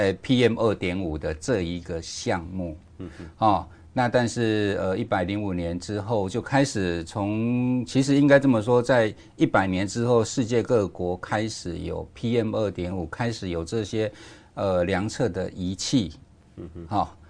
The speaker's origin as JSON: {"language": "Chinese", "region": "Kaohsiung", "country": "Taiwan", "said": "那我记得我以前，我因为我以前长期都在呃高雄，都在地方政府哈。"}